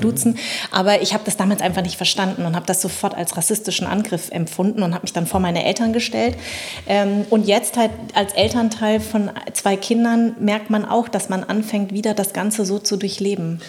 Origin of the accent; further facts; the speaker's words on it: Munich, Bavaria, Germany; also born or lived in Darmstadt; ich bin ja in München quasi groß geworden